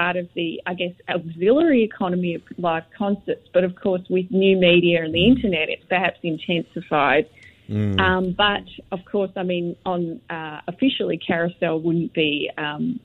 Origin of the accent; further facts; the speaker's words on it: Australia; now in Singapore; I'm Australian